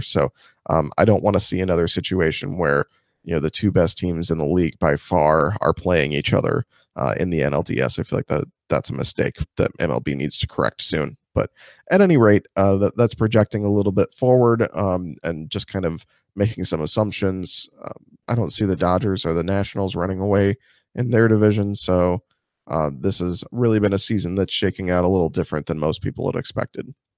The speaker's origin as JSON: {"language": "English", "town": "Springfield", "region": "Illinois", "country": "United States", "tie": "born or raised there", "said": "I grew up in Springfield, which is, like, sixty-five percent Cub, Cardinals fans and thirty-five percent Cubs fans"}